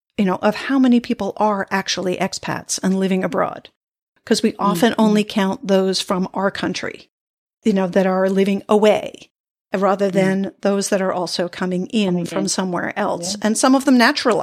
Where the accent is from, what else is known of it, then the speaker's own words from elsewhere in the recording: United States; moved away as an adult; as an American abroad